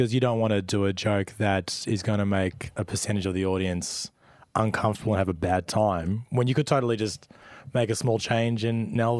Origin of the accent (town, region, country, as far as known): Melbourne, Victoria, Australia; born or raised there